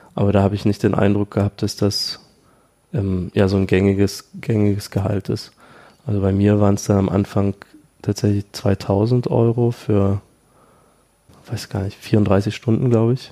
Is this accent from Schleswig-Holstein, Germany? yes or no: no; Dresden, Saxony, Germany; moved away as an adult; now in Berlin, Germany; Ich komme aus Dresden eigentlich, habe dann in Berlin 2012 angefangen